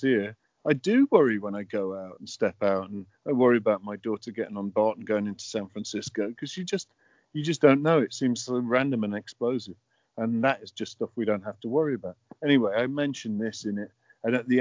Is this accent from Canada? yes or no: no; United Kingdom; moved away; I'm a Brit. I don't understand it. It's not my culture